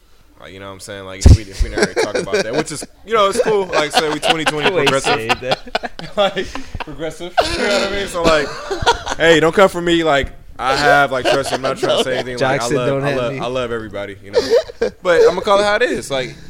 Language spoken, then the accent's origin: English; Nigeria; I'm Nigerian.